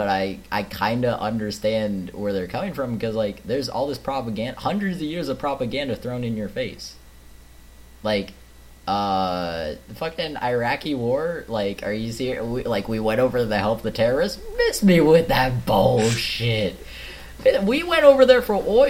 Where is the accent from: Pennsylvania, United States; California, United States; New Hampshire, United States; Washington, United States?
Washington, United States; I'm from Washington. We're like the most liberal state you get.